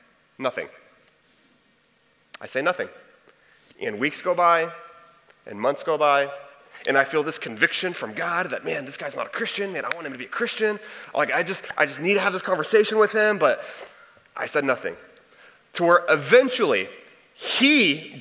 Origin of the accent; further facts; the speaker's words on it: Texas, United States; I'm from Texas